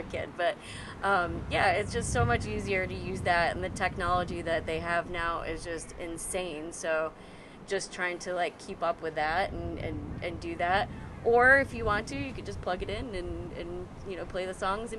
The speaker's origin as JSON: {"language": "English", "town": "Rochester", "region": "New York", "country": "United States", "moved": "as an adult", "lives_now": "Brooklyn, United States", "said": "I live in Brooklyn. I'm from Rochester, New York"}